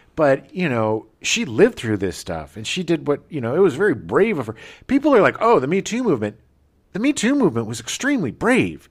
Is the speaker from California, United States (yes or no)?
yes; Escondido, California, United States; where I grew up in Escondido